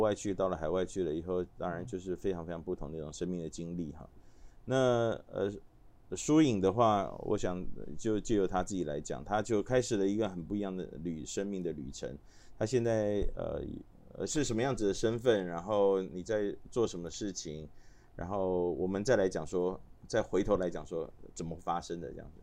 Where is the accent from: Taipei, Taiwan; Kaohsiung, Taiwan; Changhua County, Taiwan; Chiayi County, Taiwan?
Taipei, Taiwan; also born or lived in Tainan; 我们家都一直在，算是在台北，好，小时候住的台南一段时间，像现在台北对我们来说，好像，呃，只要离开了我们中正区，好像就是很远的地方